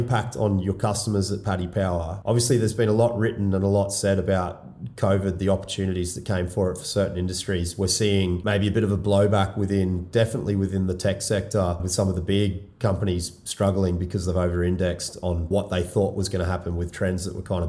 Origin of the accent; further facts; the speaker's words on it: Australia; moved away as an adult; also born or lived in Ireland / United Kingdom; being an Australian